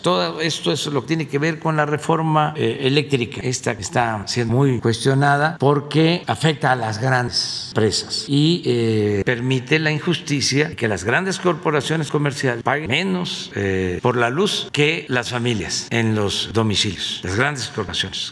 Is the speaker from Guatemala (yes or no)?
no; Mexico; somos muchos los mexicanos allá